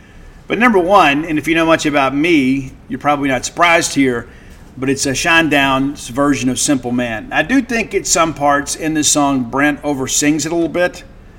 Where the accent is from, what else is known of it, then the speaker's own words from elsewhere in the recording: South Mississippi, United States; moved away; I'm a Southerner, I'm a Mississippian, and I am proud to be from Mississippi, proud to be from the 601 area code. I live in a 662 now